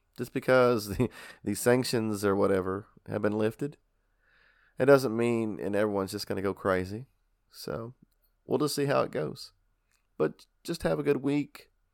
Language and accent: English; Kentucky, United States; We're from Kentucky